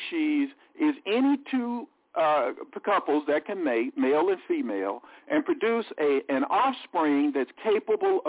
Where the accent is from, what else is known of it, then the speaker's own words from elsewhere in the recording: United States; I'm an American